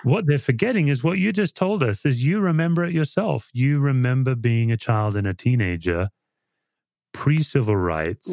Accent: Australia; now in United States; I'm an Aussie

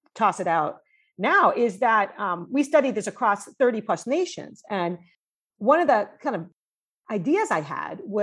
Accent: New York, United States; moved away as an adult; also born or lived in Washington, D.C. / Champaign-Urbana, Illinois / London; now in California, United States; I was born in New York

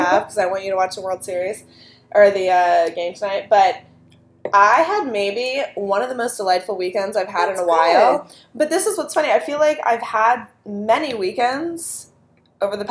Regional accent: Pittsburgh, Pennsylvania, United States; also born or lived in Queens, New York; now in New York, United States; I'm from Pittsburgh

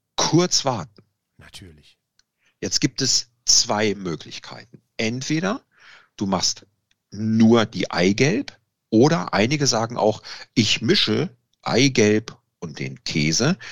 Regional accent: Italy; da bin ich Italiener

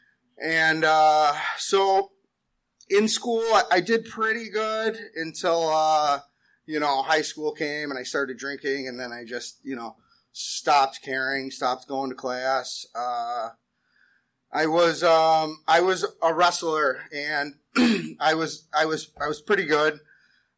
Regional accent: West Seneca, New York, United States; also born or lived in South Buffalo; I was born in South Buffalo. I grew up in West Seneca.

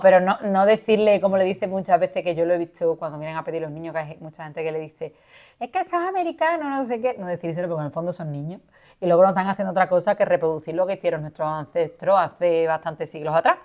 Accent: Spain; aquí en, nuestra España querida

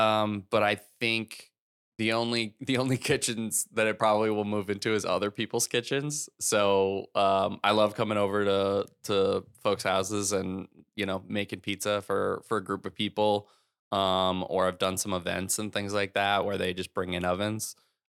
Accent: San Diego, California, United States; now in Los Angeles, United States; San Diego.

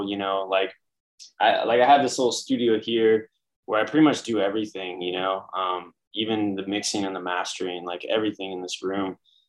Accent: San Francisco, California, United States; moved away as an adult; now in Brooklyn, United States; I'm from San Francisco originally. That's a good place to start. Been in New York for 10 years. I live in Brooklyn, baby

